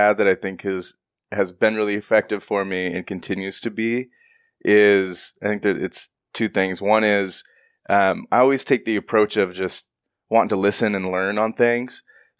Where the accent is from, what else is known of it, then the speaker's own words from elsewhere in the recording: Washington, United States; Growing up, so I grew up in Central Washington